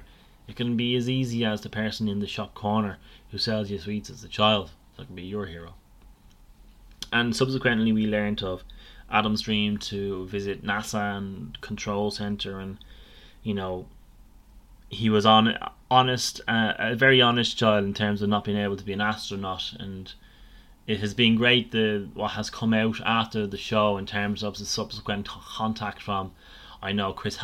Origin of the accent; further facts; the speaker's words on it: Ireland; we're Irish people all around the world